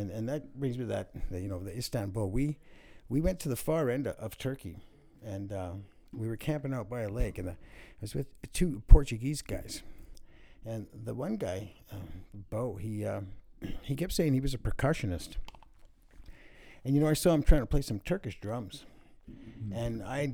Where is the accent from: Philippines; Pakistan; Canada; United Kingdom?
Canada; Vancouver, British Columbia; moved away; also born or lived in Alberta; I grew up here in the East Van. I was born back in 63